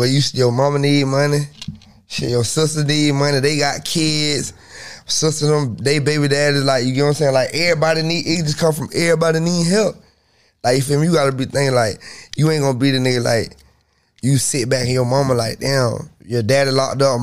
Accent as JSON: {"language": "English", "town": "Tallahassee", "region": "Florida", "country": "United States", "said": "I'm from Tally."}